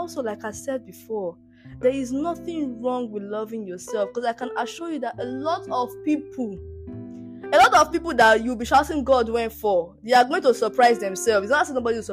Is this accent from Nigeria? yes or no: yes; Nigeria; even being a Nigerian